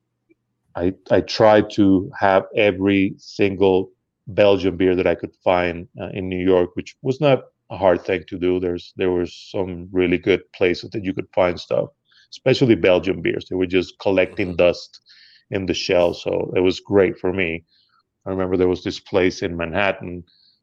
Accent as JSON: {"language": "English", "country": "Venezuela", "tie": "born or raised there", "also_born_or_lived": "Boston", "moved": "as an adult", "lives_now": "United States", "said": "I was born in the United States, but I grew up in Venezuela."}